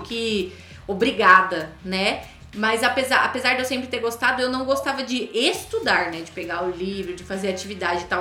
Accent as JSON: {"language": "Portuguese", "country": "Brazil", "first_language": "Portuguese", "said": "Nós brasileiros, nossa língua nativa não é o inglês"}